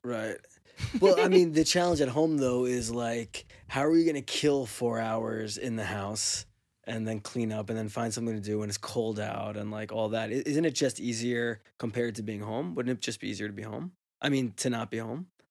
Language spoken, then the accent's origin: English; Teaneck, New Jersey, United States; from the time I grew up in Teaneck as like a kid till I was like a teenager